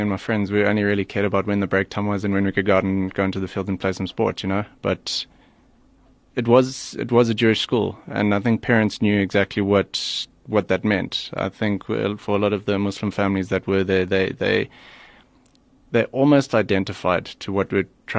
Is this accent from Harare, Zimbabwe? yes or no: no; Bulawayo, Zimbabwe; moved away; also born or lived in Johannesburg, South Africa; when I was two, they moved back to Bulawayo, which is where we spent most of our childhood